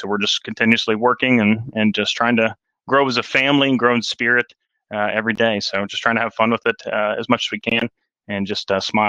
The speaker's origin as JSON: {"language": "English", "town": "Wellsburg", "region": "West Virginia", "country": "United States", "said": "I'm from Wellsburg, West Virginia, the greatest state in the United States."}